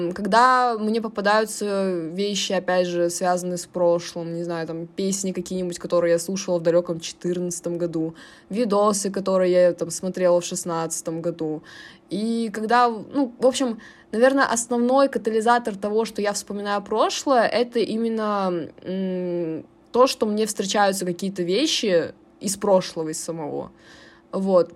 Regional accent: Chelyabinsk, Chelyabinsk Oblast, Russia; каждый раз, когда мы ехали э, в деревню, мы ездили из Челябинска на машине до Тулы

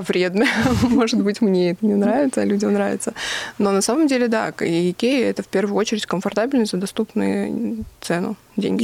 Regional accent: Vladikavkaz, North Ossetia–Alania, Russia; прославлять свою родину, откуда я родом

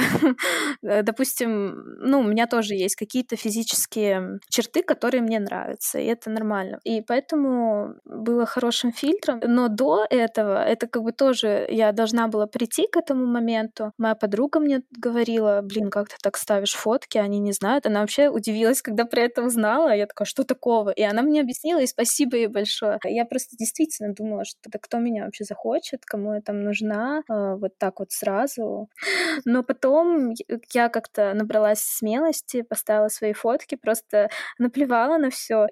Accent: Saint Petersburg, Russia; мне 26, я из Санкт-Петербурга

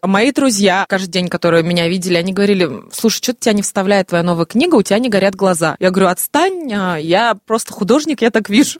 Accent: Ufa, Bashkortostan, Russia; also born or lived in Moscow; решила вернуться домой, в Уфу, где меня ждала мама

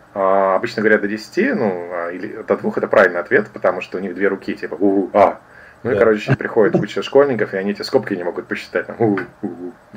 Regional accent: Kaliningrad, Kaliningrad Oblast, Russia; я из Калининграда

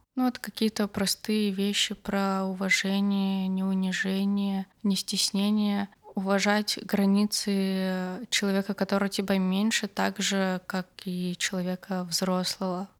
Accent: Barda, Perm Krai, Russia; moved away; из борды, откуда я родом

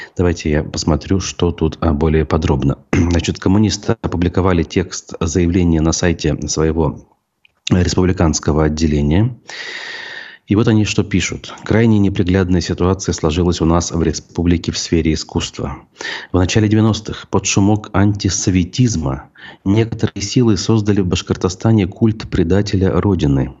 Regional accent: Bashkortostan, Russia; нашей республики

